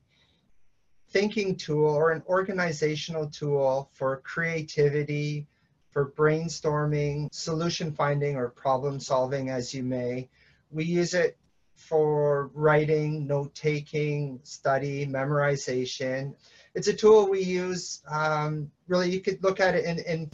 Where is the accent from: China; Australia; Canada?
Canada; moved away as an adult; also born or lived in Western Canada / Eastern Canada; now in Hong Kong; I was born and raised in Canada, and I've relocated to Hong Kong for 13 years.